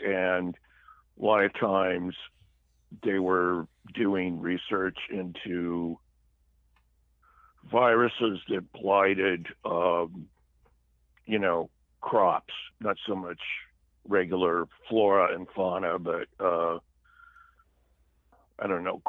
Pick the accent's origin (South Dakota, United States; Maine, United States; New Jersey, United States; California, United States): California, United States; Riverside; I grew up in a town, I guess it's a medium-sized town that is about 60 miles, I think it's a little bit southeast of LA. It's, okay. It's over, it's called Riverside. It's right next to San Bernardino